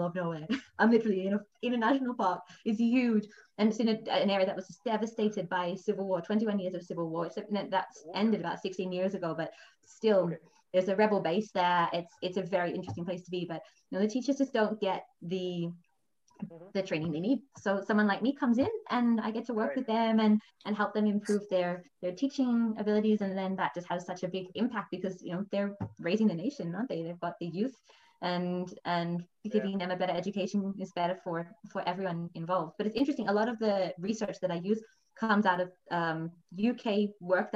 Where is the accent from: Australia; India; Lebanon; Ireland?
Australia; Melbourne, Victoria; moved away as an adult; also born or lived in London, United Kingdom / Thailand; now in Brazil; I was born in Australia and I grew up in a very privileged environment